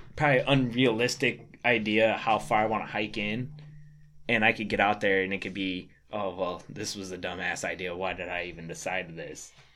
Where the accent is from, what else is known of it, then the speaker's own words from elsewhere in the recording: Michigan, United States; I'm from Michigan. We don't have, I'm not from an area where we have elk.